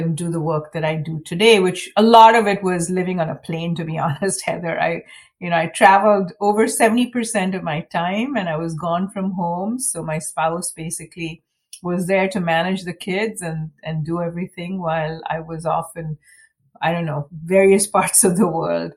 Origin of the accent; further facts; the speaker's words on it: Mumbai, Maharashtra, India; moved away as an adult; now in United States; I grew up in Mumbai, India, where everyone pretty much looked like me